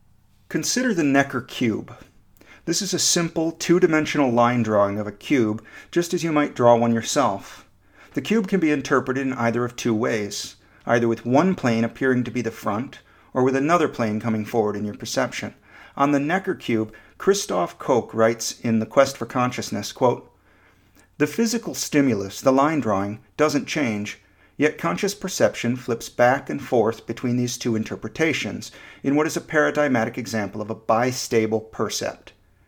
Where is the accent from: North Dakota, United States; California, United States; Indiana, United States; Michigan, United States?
Michigan, United States; moved away as an adult; also born or lived in Florida; Growing up in Michigan, I had no real sense of the place, of what it meant to be from Michigan rather than, say, North Carolina or Nicaragua. I moved to Central Florida at the age of 19